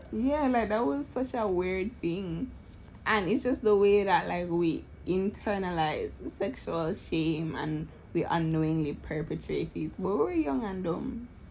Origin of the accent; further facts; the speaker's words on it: Jamaica; I'm from Jamaica